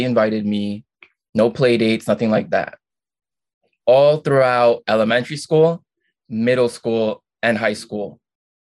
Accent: Long Island, New York, United States; I am from Long Island, New York.

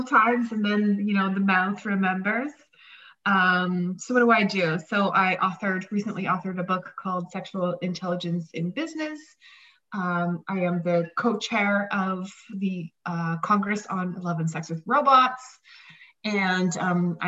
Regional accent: Saskatchewan, Canada; I'm from Saskatchewan

